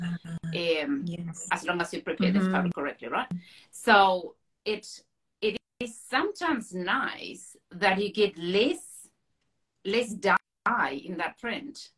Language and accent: English; Buenos Aires, Argentina; moved away as an adult; now in North Island, New Zealand; I grew up in Buenos Aires, which is a little bit of a concrete jungle